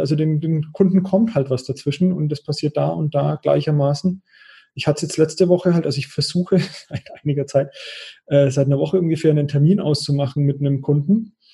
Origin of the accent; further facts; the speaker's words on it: Bavaria, Germany; als Franke würde ich sagen